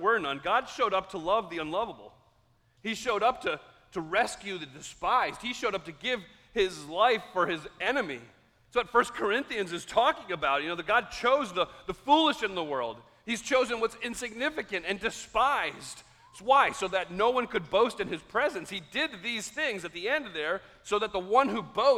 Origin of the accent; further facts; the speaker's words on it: United States; also born or lived in Carroll County; we're so American